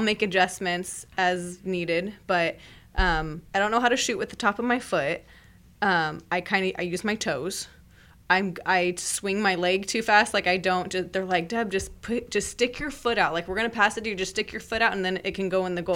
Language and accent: English; Merced, California, United States; I grew up in Merced